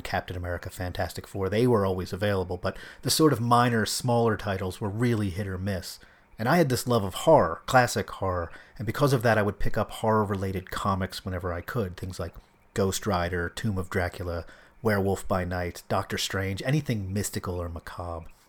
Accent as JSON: {"language": "English", "town": "Philadelphia", "region": "Pennsylvania", "country": "United States", "tie": "born or raised there", "said": "I grew up in Philadelphia"}